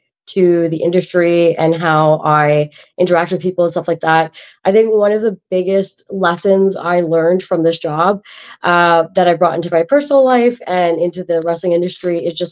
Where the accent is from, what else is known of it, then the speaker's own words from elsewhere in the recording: Canada; I'm an Indian from Canada